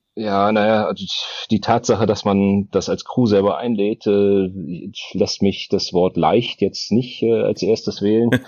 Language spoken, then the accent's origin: German; Berlin, Germany; ich bin Berliner.